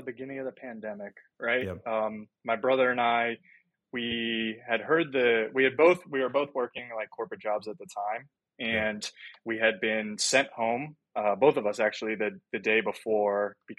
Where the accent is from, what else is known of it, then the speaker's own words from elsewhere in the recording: Virginia, United States; moved away as an adult; also born or lived in Pennsylvania / Philadelphia; now in New York, United States; I was born in Pennsylvania, and then very early on, we moved to Virginia because of my dad's work, and have been in Virginia ever since